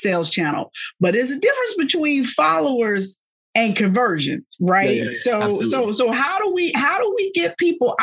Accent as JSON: {"language": "English", "town": "Philadelphia", "region": "Pennsylvania", "country": "United States", "said": "I'm from Philadelphia"}